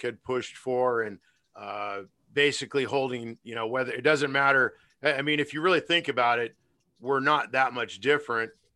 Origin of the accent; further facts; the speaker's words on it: United States; I'm an American